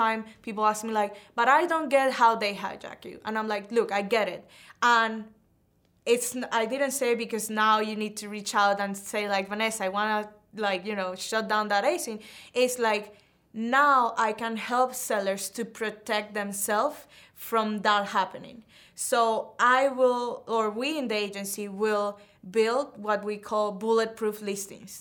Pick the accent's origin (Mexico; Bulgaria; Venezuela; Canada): Venezuela; moved away as an adult; I'm from Venezuela